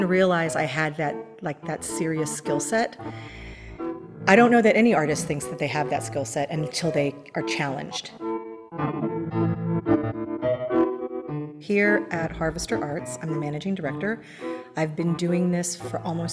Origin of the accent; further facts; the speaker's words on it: Central Texas, United States; moved away as an adult; also born or lived in Philadelphia; now in Wichita, United States; I grew up in Central Texas